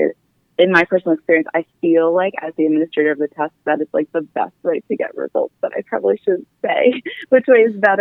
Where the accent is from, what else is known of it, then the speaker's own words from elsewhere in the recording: Harleysville, Pennsylvania, United States; also born or lived in Chicago, Illinois / Philadelphia, Pennsylvania; I'm from Harlowsville, Pennsylvania, and like you said, I went to Christopher Dock Mennonite High School.